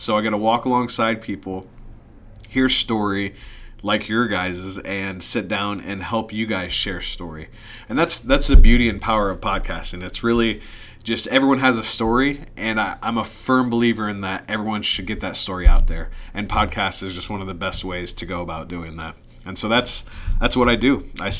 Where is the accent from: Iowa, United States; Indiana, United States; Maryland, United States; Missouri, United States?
Indiana, United States; I am not from the area originally. I'm from Indiana.